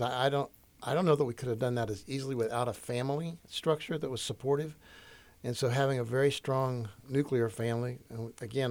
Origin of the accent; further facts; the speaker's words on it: Yorktown, Indiana, United States; I'm from Indiana. I'm from all around Indiana